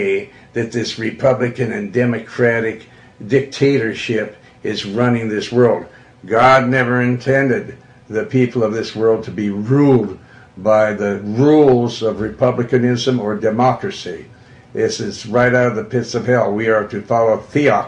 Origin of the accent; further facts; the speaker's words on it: Montana, United States; also born or lived in Joplin, Missouri; I'm from Montana. And I was born in the Ozarks over in Joplin, Missouri, but then I was raised in Montana. We went there when I was 2 years old